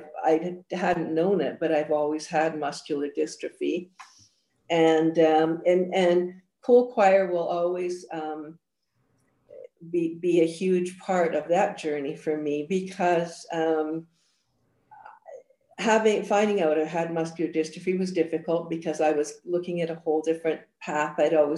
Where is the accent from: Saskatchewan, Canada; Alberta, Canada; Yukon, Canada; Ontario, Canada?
Alberta, Canada; Edmonton; also born or lived in Scotland; Well, I was born in Scotland. And came to Edmonton as a child and absolutely hated it, was terribly, terribly homesick, and mostly because my family was all back in Scotland